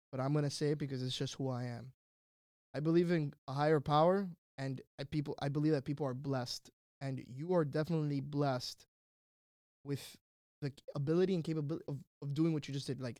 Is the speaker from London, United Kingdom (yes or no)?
yes; London, United Kingdom; born there; Yeah, I was born in London.